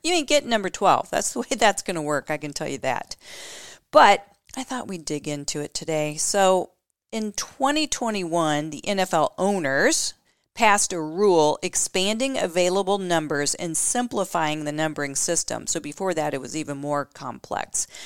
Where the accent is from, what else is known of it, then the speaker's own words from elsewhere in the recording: Indianapolis, Indiana, United States; my hometown of Indianapolis, Indiana